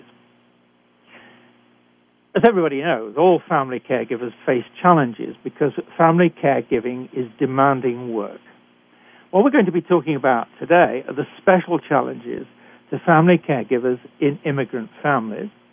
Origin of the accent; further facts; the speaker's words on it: United Kingdom; accent: British; moved away as an adult; also born or lived in Canada; I was trained in Britain, and I'm sure you can tell that from my accent.